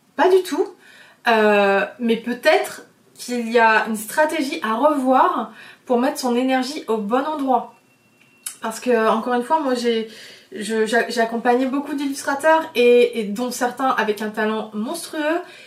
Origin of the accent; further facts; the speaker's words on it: France; je viens de l'île de Léon. Je viens d'un milieu très simple. Euh, mes parents sont ostriculteurs